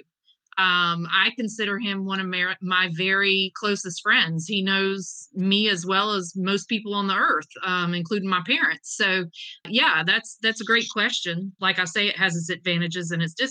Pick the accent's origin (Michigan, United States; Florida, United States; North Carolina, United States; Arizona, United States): North Carolina, United States; Eastern; I'm from Eastern North Carolina. It's whole hog where I'm at.